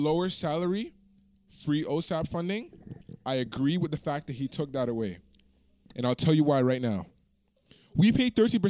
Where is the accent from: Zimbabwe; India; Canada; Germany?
Canada; Toronto, Ontario; You said we try to make it out the hood and I am from Toronto, bro.